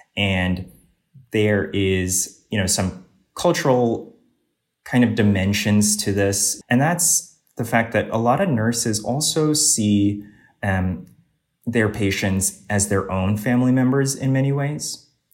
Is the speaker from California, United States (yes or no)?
no; Northern Virginia, United States; So, I originally grew up, uh, in Northern Virginia, in the suburbs of D C.